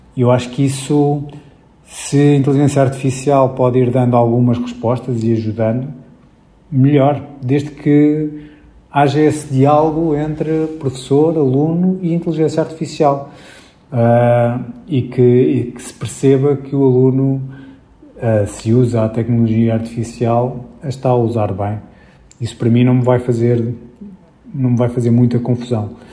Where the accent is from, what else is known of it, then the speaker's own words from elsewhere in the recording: Lisbon, Portugal; moved away; durante muitos anos vivia em Lisboa, na, na, verdade nasci em Lisboa, mas estive fora e depois voltei a, a, à cidade.